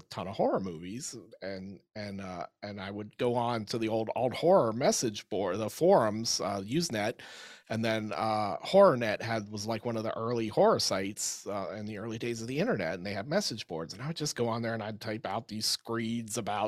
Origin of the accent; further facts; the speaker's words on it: Pittsburgh, Pennsylvania, United States; I was a kid and I grew up in the Pittsburgh area